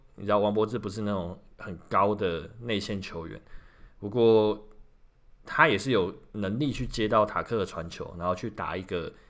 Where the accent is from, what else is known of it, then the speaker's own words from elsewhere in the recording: Kaohsiung, Taiwan; 身为高雄人